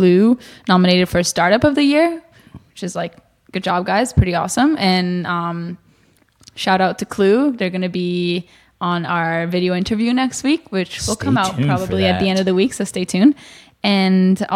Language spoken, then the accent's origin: English; Costa Rica; I grew up in Costa Rica literally under a rock